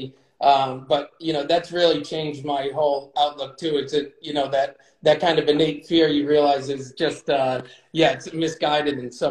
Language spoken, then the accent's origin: English; New England, United States; we grew up in New England